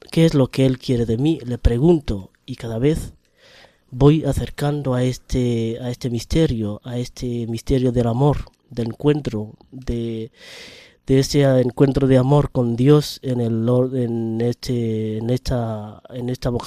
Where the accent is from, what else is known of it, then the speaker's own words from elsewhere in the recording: Kenya; Pues soy natural de Kenia.